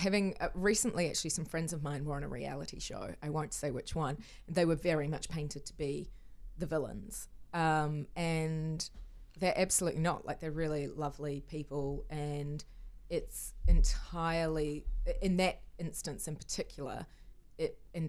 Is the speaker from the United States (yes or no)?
no; Hong Kong; I grew up in Hong Kong and I've spent my life having people ask, where are you from? But you're not Asian.